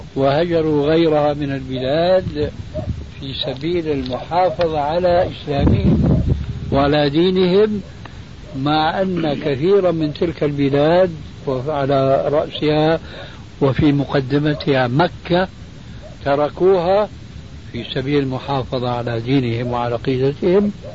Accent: Syria; عندنا في سوريا

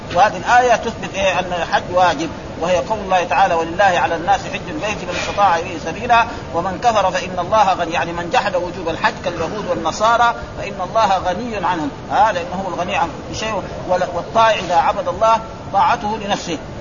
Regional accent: Saudi Arabia

